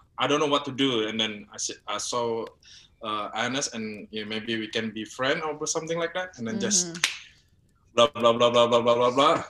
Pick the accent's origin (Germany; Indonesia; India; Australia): Indonesia; also born or lived in Kalimantan; when I said my name … is obviously that is from Indonesia.